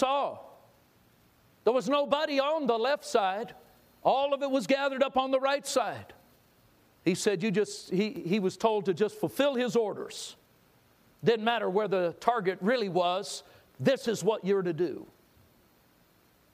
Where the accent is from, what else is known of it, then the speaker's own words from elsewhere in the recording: Southern California, United States; I grew up in Southern California. I was a beach guy